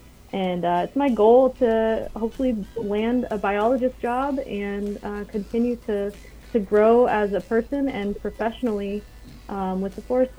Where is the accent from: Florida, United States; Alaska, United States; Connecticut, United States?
Alaska, United States; Ketchikan; So I grew up in Ketchikan, so I'm not very far from home now